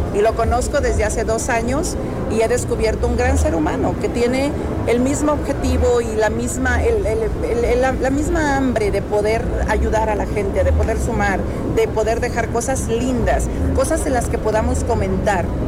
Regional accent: Mexico; soy mexicana 100%

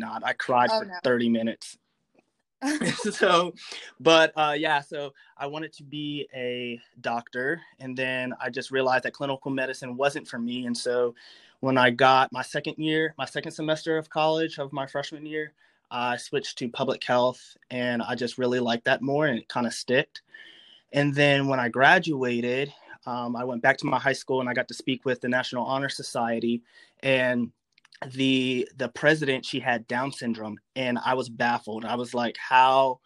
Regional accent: Maryland, United States; moved away as an adult; also born or lived in North Carolina; now in Lynchburg, United States; I grew up in Maryland.

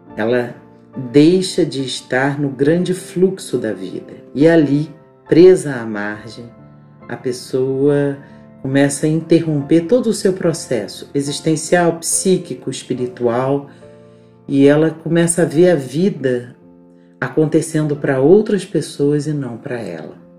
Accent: Petrópolis, Rio de Janeiro, Brazil; eu cresci numa rua, numa rua em Petrópolis, num bairro chamado Alto da Serra

